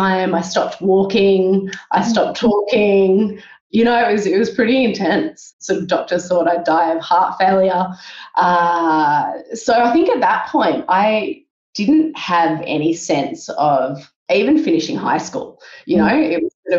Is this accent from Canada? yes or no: no; Sydney, New South Wales, Australia; So I grew up in Sydney. I grew up in Willoughby on the north side of Sydney.